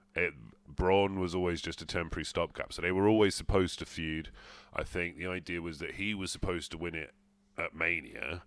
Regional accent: England, United Kingdom; we're English

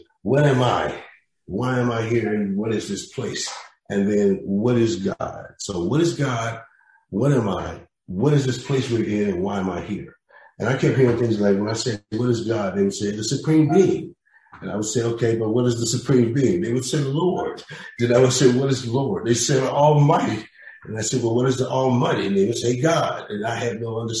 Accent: Kansas City, Missouri, United States; Then I grew up in Kansas City, Charlie Parker country, so to speak

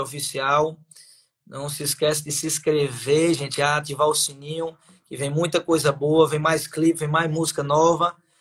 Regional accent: Piancó, Paraíba, Brazil; now in Patos, Brazil; Piancó, minha cidade natal

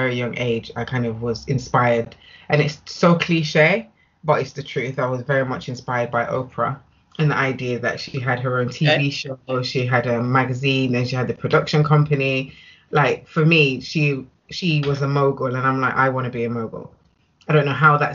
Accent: Nottingham, East Midlands, United Kingdom; moved away as an adult; now in Birmingham, United Kingdom; I'm originally from Nottingham

